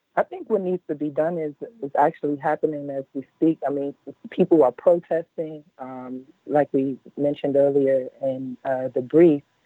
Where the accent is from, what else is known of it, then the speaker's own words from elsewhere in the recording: Washington, District of Columbia, United States; Washington, D.C., my hometown